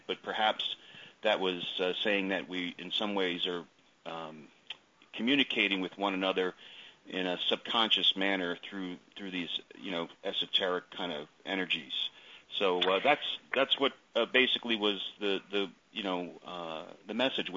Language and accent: English; East Coast, the New York area, United States; I grew up on the East Coast in the New York area